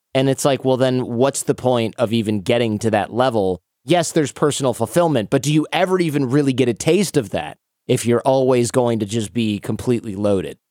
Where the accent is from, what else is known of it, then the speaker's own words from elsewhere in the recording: Detroit, Michigan, United States; moved away; growing up in Detroit, I didn't know anybody who owned a business